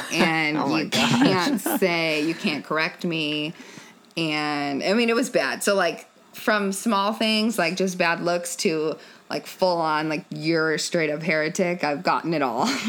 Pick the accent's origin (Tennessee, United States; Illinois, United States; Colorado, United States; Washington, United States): Colorado, United States; Denver; moved away as an adult; also born or lived in Arizona; now in Austin, United States; I was born in Colorado. Okay. Half of my adolescence was in Arizona. The other half was in Colorado, in Denver.